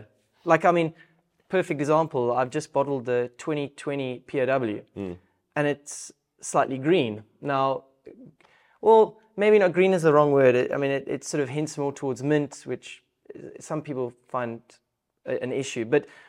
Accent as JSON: {"language": "English", "town": "Stellenbosch", "region": "Western Cape", "country": "South Africa", "tie": "born or raised there", "said": "Especially growing up in the Stellenbosch region."}